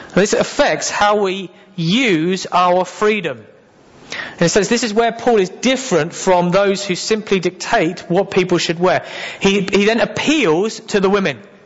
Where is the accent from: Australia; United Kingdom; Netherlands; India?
United Kingdom; England; I am very English.